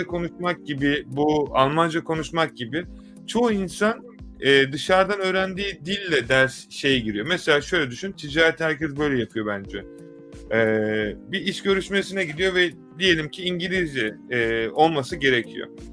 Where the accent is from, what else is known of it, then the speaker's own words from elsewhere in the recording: Turkey; bir Türk olarak